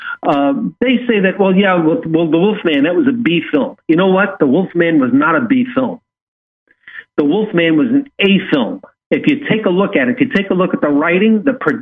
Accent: New York, United States; growing up in New York

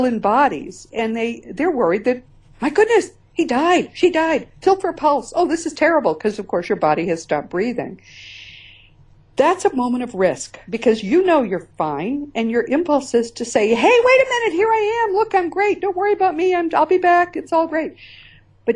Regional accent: Northeast, United States; I'm from the Northeast

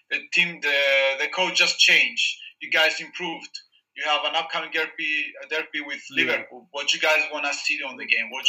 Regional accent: Cyprus; in Cyprus we love soccer

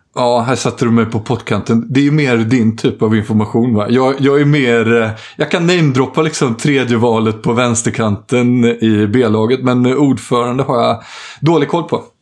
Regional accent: Jönköping, Jönköping County, Sweden; moved away; jag var hemma i Jönköping egentligen för att eh, begrava farfar

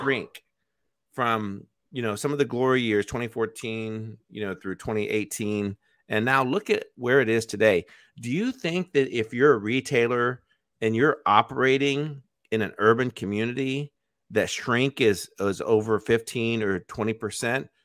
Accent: United States; as an American

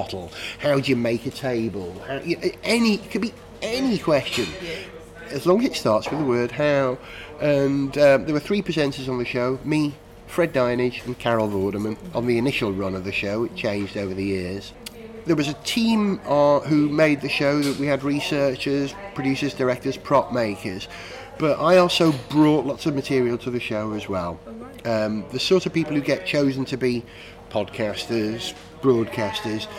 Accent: North Wales, United Kingdom; I grew up in North Wales, where we have this tradition of performance

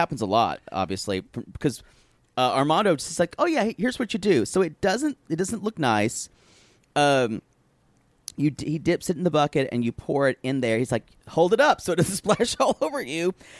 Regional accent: South Carolina, United States; moved away; where I grew up in South Carolina

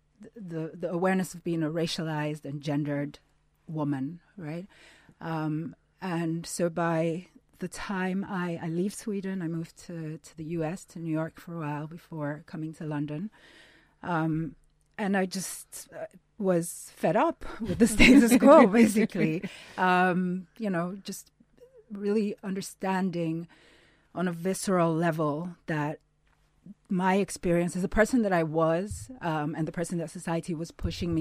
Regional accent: Lagos, Nigeria; I grew up in Lagos, a city in Nigeria, the largest city in Nigeria

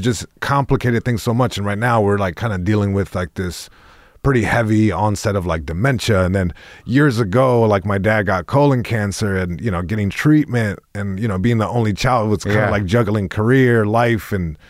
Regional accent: Long Beach, California, United States; first language es; English is a second language; It's also interesting because even though I was born here in Long Beach, born and raised.

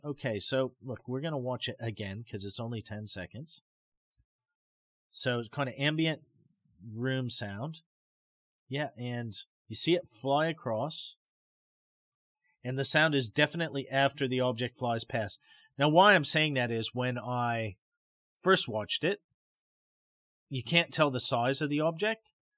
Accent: Pacific Northwest, United States; when I was growing up in the Pacific Northwest

